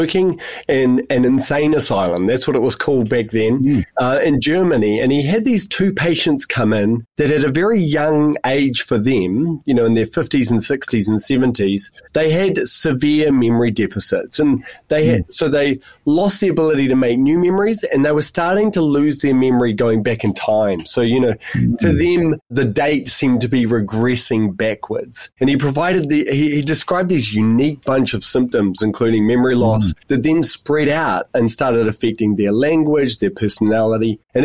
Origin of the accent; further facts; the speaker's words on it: New Zealand; moved away as an adult; also born or lived in United Kingdom; now in Tasmania, Australia; I'm a New Zealander, and I've also spent 5 years in the UK, and now I'm here in Australia